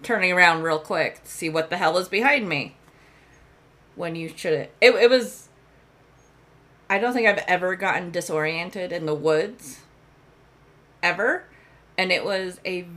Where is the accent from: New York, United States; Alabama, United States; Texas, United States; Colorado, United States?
Colorado, United States; I grew up in the mountains. I grew up in Colorado.